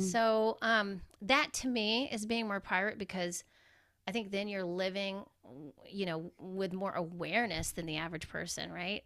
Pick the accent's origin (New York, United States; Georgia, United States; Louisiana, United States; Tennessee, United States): Georgia, United States; I grew up in Georgia